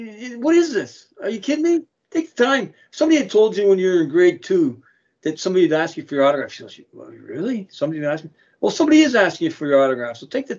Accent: Toronto, Ontario, Canada; now in Niagara, Canada; I'm a Toronto guy, born and raised, but I'm a Niagara person.

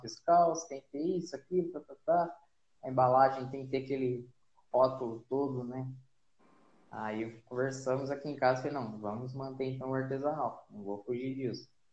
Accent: Silveiras, São Paulo, Brazil; eu sou, sou paulista, né? É, nascido e criado aqui em Silveiras, né? interior de São Paulo

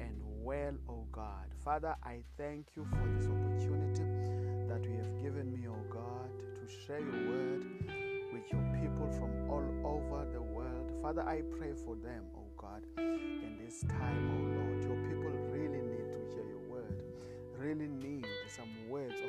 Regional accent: South Africa; I come all the way from South Africa

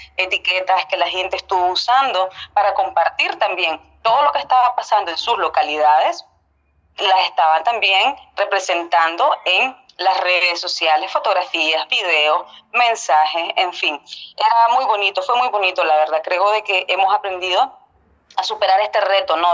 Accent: Estelí, Nicaragua; yo soy de Estelí, don Jorge, nací allá

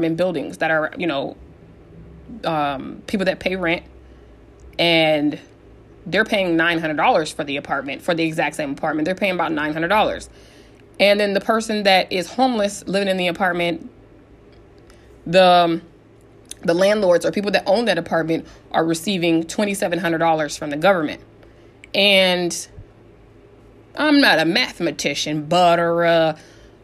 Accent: San Diego, California, United States; growing up in San Diego

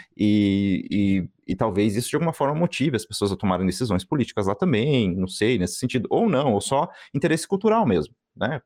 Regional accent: Brazil; moved away; nós, como brasileiros que moramos fora

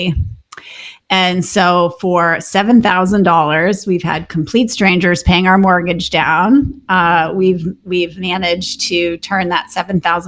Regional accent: Minnesota, United States; now in Austin, United States; we own a short-term rental in Minnesota, which is where I grew up in the Lake Country there

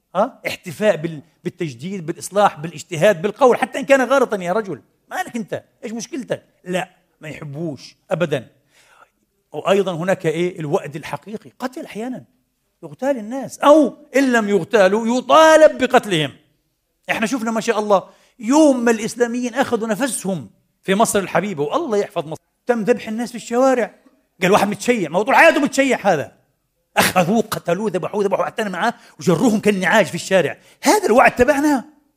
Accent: Palestine; now in Vienna, Austria; في خليل الرحمن عندنا في فلسطين

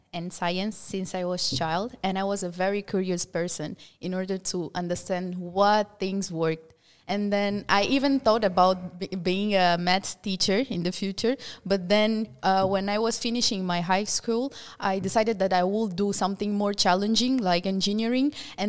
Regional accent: Mozambique; now in France; I'm from Mozambique, I am a student at IFP school.

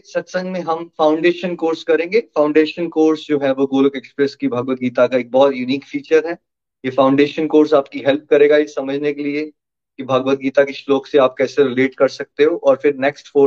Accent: Chamba, Himachal Pradesh, India; also born or lived in Australia; 1981 में मैं चंबा हिमाचल प्रदेश में बड़ा हुआ था गुड मिडिल क्लास फैमिली और फिर खुशी की तलाश में पढ़ाई के लिए चंडीगढ़ मणिपाल ऑस्ट्रेलिया ऐसा होता रहा मेरे साथ

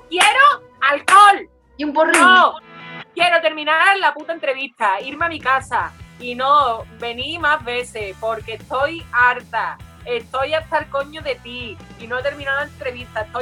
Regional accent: Andalusia, Spain; also born or lived in Castilla-La Mancha; yo no, no soy de Madrid. Yo soy andaluza y me crié en los campos manchegos cuando mis padres iban los fines de semana.

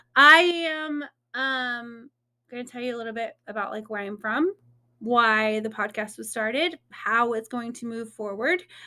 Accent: Indiana, United States; moved away as an adult; now in Texas, United States; I'm originally from Indiana.

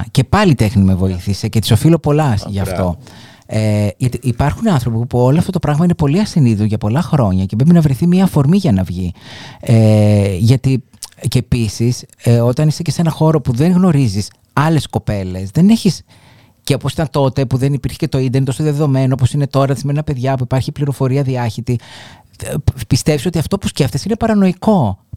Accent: Argostoli, Ionian Islands, Greece; Λοιπόν, εγώ ε, μεγάλωσα στο εργοστόλι της Κεφαλονιάς, σε μια πολύ συντηρητική κοινωνία

